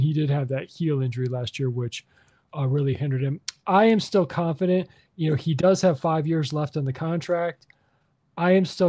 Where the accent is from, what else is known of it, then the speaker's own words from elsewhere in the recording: Chicago, Illinois, United States; Well, me growing up in Chicago and being from Chicago